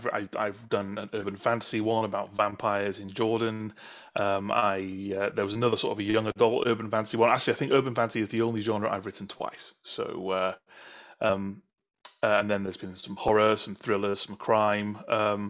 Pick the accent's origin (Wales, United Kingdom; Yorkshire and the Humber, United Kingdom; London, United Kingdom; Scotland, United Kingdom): Wales, United Kingdom; North; also born or lived in south coast of England; now in England; I am originally from North Wales, but now living on the south coast of England.